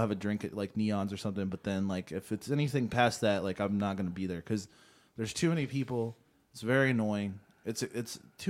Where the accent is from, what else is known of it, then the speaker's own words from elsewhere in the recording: Cincinnati, Ohio, United States; Hey, hi guys, big fan here, and I was born and raised in Cincinnati and enjoy the Cincinnati references